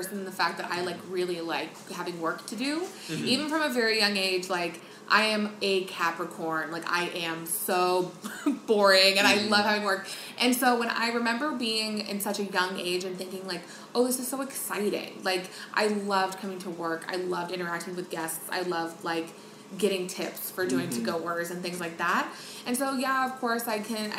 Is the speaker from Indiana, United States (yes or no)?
no; Las Vegas, Nevada, United States; born and raised in Las Vegas.